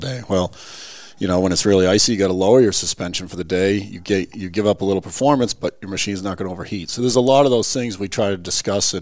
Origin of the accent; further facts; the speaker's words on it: Lakes Region, New Hampshire, United States; I grew up in the Lakes region, and in the 80s, we used to have real winters down there